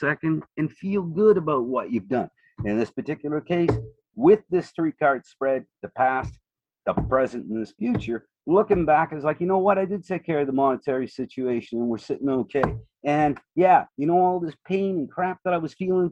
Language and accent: English; Nova Scotia, Canada; Growing up in Nova Scotia on the shore